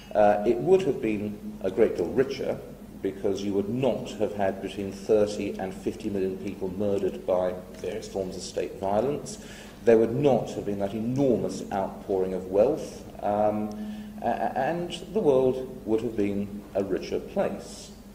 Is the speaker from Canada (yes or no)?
no; England, United Kingdom; as an Englishman